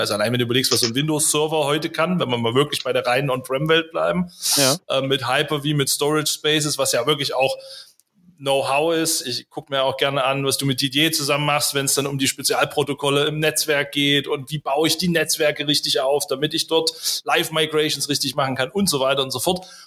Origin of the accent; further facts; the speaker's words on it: Weimar, Thuringia, Germany; ich komme ja hier aus Thüringen